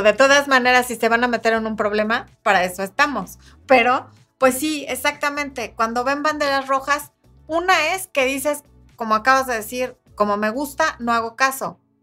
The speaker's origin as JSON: {"language": "Spanish", "country": "Mexico", "said": "en mi país, que es México"}